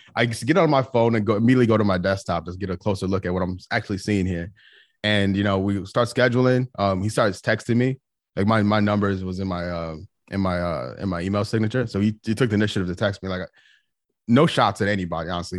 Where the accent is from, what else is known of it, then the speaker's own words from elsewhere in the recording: outside of Chicago, Illinois, United States; also born or lived in Saint Louis, Missouri; now in Charlotte, United States; I grew up outside of Chicago